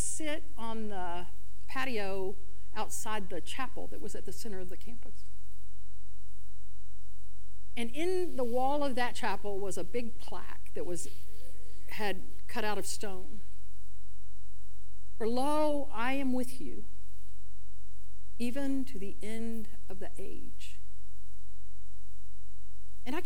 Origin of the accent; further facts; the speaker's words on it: El Campo, Texas, United States; I grew up in El Campo, Texas, small rice farming community southwest of Houston